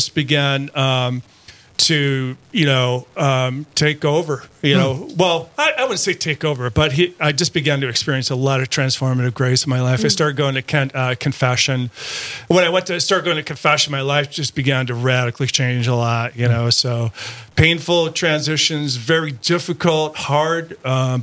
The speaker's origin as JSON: {"language": "English", "town": "Wolf Lake", "region": "Minnesota", "country": "United States", "tie": "born or raised there", "said": "I grew up in Wolf Lake, Minnesota, which is about 17 miles east of Frazee, and graduated from Frazee High School"}